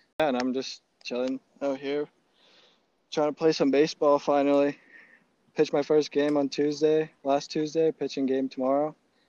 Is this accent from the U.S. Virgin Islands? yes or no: no; Slovakia; My school was one of the only schools in Slovakia that actually had a baseball program.